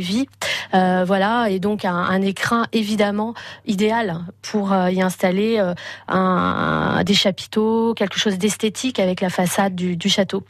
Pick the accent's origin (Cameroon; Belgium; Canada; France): France; Paris, Île-de-France; now in Quintin, France; je viens de Paris, je suis euh, natif de Paris